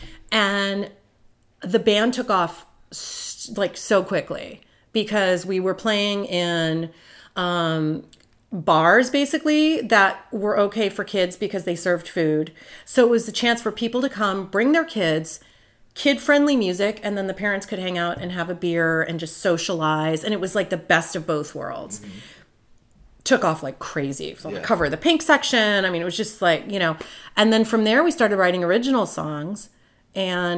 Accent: Belmont, California, United States; also born or lived in New York; I grew up in Belmont.

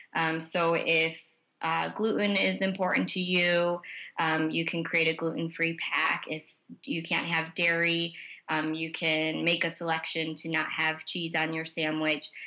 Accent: Chicago, Illinois, United States; as a Chicagoan

